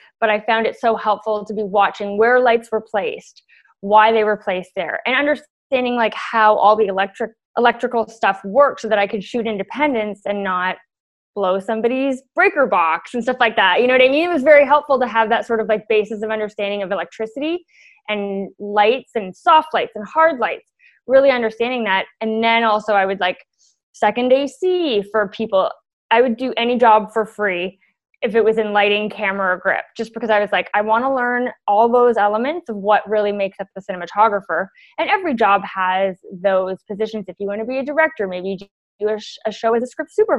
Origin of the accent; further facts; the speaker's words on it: Toronto, Ontario, Canada; I grew up in Toronto and went to the School of Toronto Dance Theatre